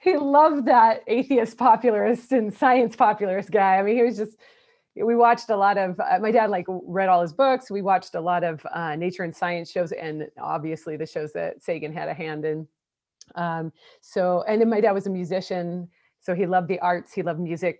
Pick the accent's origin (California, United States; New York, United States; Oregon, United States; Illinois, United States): Oregon, United States; Portland; also born or lived in Oklahoma; now in Houston, United States; I'm Portland, Oregon. So I was raised in the Pacific Northwest